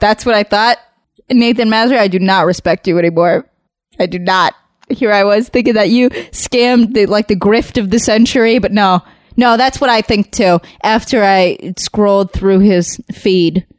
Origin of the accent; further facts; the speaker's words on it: Southern California, United States; I grew up in Southern California